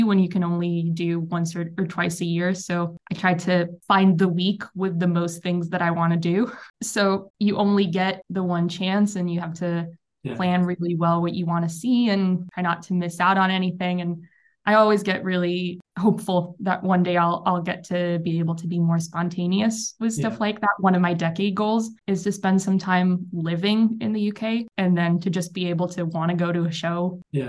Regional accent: Tel Aviv, Tel Aviv District, Israel; English is a second language; As you can hear by my accent, I am not British. I am from Tel Aviv, which is in Israel

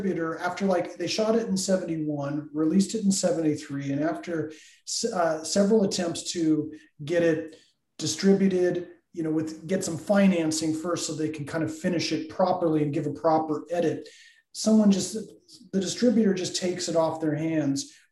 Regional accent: Los Angeles, California, United States; also born or lived in Orange County, California; now in Seattle, United States; I'm born and raised in Los Angeles, Verdugo Hills area, Pasadena area.

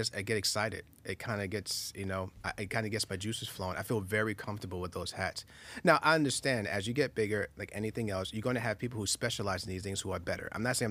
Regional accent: Queens, New York, United States; I started filming when I was 10 years old back in Far Rockaway, Queens. I'm a New Yorker, so I'm in Queens, right? So we're in Queens by the beach and everything else

